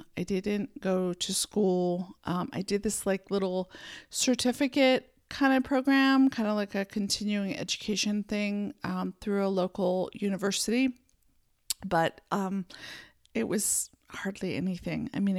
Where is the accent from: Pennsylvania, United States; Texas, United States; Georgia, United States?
Pennsylvania, United States; born there; also born or lived in San Francisco Bay Area; I was born in Pennsylvania, then lived a few other places, and then moved to the San Francisco Bay Area, which is where I spent most of my adult years.